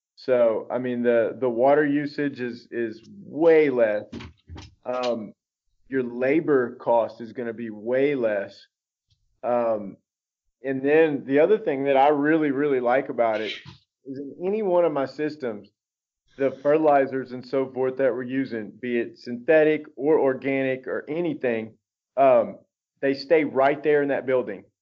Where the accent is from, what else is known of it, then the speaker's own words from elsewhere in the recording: Baton Rouge, Louisiana, United States; moved away; also born or lived in Dallas, Texas / Austin, Texas; I grew up in South Louisiana, Baton Rouge, Louisiana